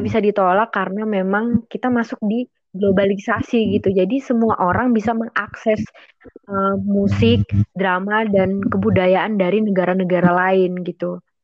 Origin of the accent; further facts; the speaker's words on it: Indonesia; kami dari Indonesia dan tinggal di Indonesia